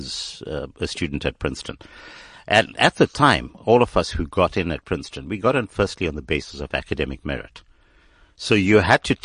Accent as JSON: {"language": "English", "country": "South Africa", "also_born_or_lived": "United States", "moved": "as an adult", "said": "I came from South Africa"}